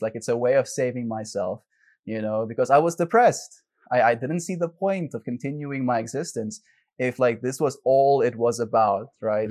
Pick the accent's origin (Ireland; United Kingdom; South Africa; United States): South Africa; I grew up in South Africa